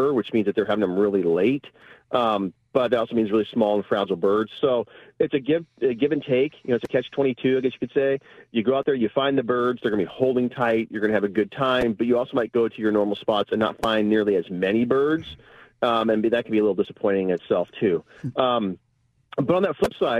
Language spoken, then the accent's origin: English; Chelan, Washington, United States; this really super cold weather that we have in Chelan, I think it hit 15 degrees yesterday in my hometown